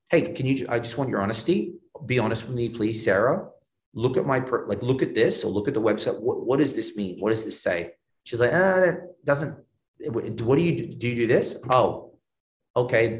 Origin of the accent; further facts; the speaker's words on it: Australia; now in Miami, United States; I'm Australian